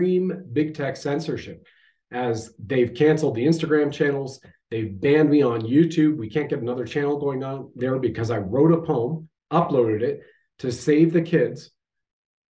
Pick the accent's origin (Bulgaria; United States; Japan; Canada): Canada